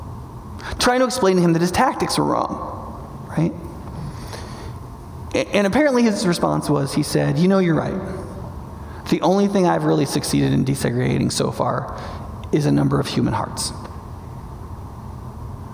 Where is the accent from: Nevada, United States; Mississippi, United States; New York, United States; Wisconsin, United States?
New York, United States; Northern; I grew up in Northern New York